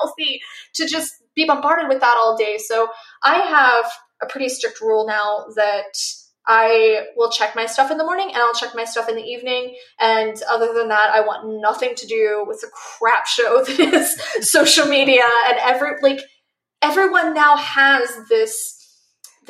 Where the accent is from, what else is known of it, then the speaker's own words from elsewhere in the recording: Missouri, United States; now in Arizona, United States; I grew up in Missouri and I'm now in Arizona